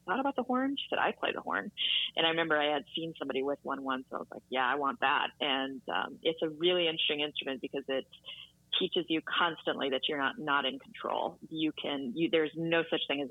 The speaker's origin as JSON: {"language": "English", "town": "Minot", "region": "North Dakota", "country": "United States", "tie": "born or raised there", "moved": "yes", "lives_now": "Boston, United States", "said": "I grew up in Minot, North Dakota, actually, way up north, about an hour from the Canadian border"}